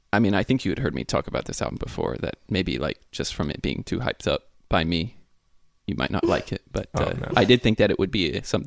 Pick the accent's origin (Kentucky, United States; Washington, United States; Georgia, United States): Georgia, United States; Atlanta; also born or lived in Florida; even though I grew up around Atlanta.